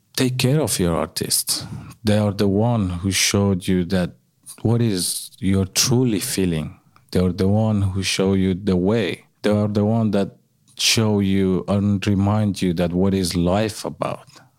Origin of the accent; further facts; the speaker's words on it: Afghanistan; moved away as an adult; now in Australia; growing up in Afghanistan